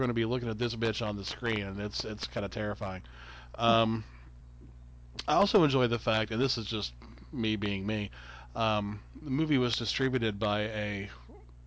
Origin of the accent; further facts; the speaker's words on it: the South, United States; we're from the South.